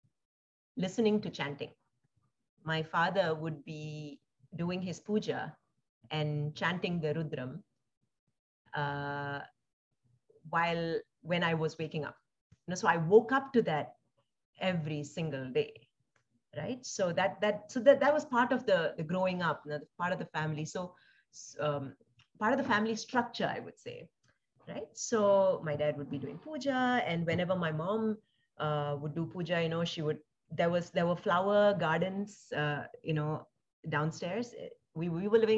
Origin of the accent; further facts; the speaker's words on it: Singapore; also born or lived in India / Palakkad, Kerala, India; so I was also born in India, and I grew up in Singapore.